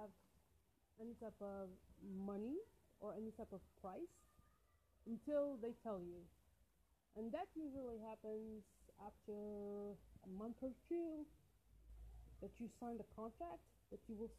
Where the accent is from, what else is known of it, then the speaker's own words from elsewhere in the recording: Algeria; English is a second language; I was born in Algeria, in a shithole of Algeria